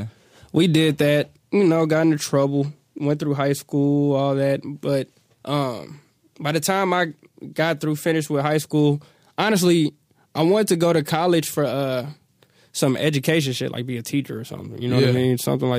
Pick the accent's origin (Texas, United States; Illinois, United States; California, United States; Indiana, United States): California, United States; Hayward; born there; also born or lived in Oakland / Louisiana; So we went, I was born in Hayward, I guess just because the move to the hospital or whatever. Then we went down to Oakland, lived there for a minute.